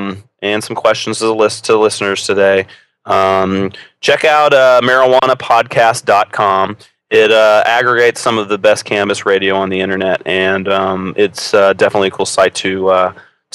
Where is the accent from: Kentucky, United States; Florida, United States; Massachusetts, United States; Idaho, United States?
Kentucky, United States; from the Bluegrass State, my home state.